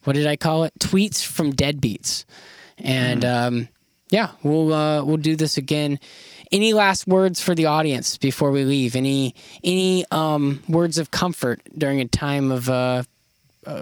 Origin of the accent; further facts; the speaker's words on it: Florida, United States; I grew up in Florida